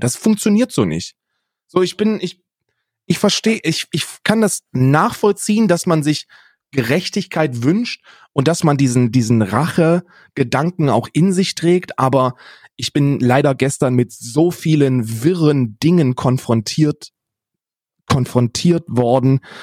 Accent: Germany; ich bin, ich bin Deutscher

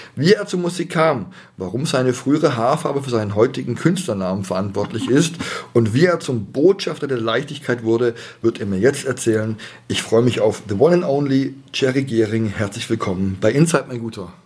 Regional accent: Stuttgart, Baden-Württemberg, Germany; accent: Swabian; Ich bin ja auch in Bad Cannstatt geboren.

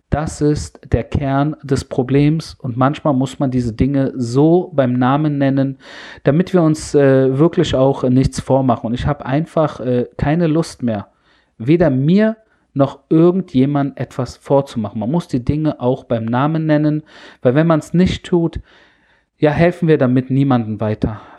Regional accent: Berlin, Germany; Und da bin ich kurz zurück in meiner Jugend in Berlin

